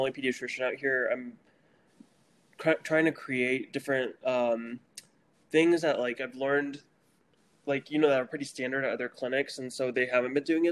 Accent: Jefferson City, Missouri, United States; moved away as an adult; also born or lived in Texas / Kentucky / Alabama / Pennsylvania; now in Ganado, United States; I grew up in Jeff City.

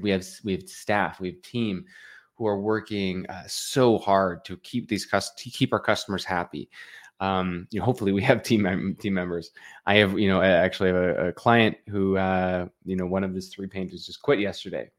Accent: Canada; I'm from Canada.

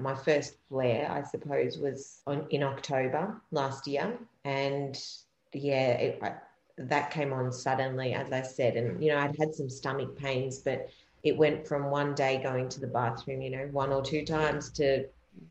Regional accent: Melbourne, Victoria, Australia; I'm actually from Melbourne in Australia

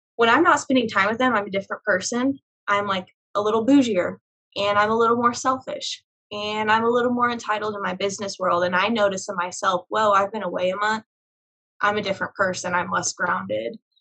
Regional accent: Tulsa, Oklahoma, United States; I grew up in Oklahoma.

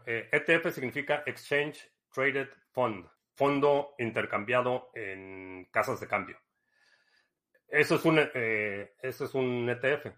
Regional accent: Mexico; moved away; crecí en México

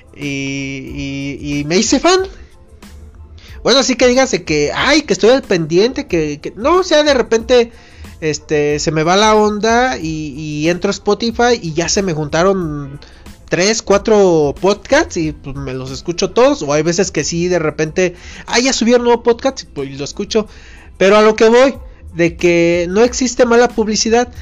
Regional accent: Mexico; como buen mexicano

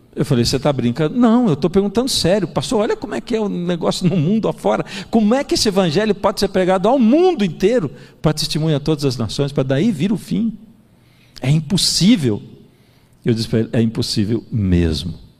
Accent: Brazil; Eu que sou brasileiro

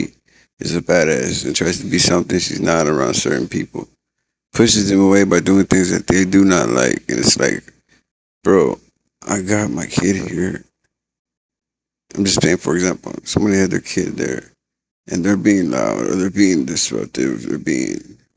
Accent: San Antonio, Texas, United States; I'm from San Antonio, Texas

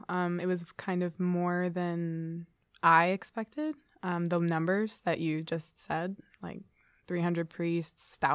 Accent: Poughkeepsie, New York, United States; moved away as an adult; now in Ithaca, United States; I'm from Poughkeepsie, New York

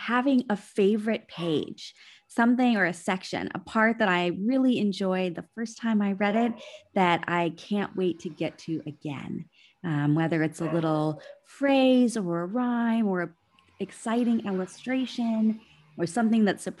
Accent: Minnesota, United States; growing up in Minnesota, in the northern part of this country

